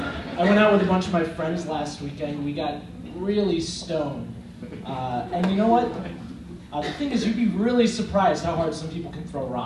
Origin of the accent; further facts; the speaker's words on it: New Jersey, United States; I grew up in New Jersey, and so did all of them.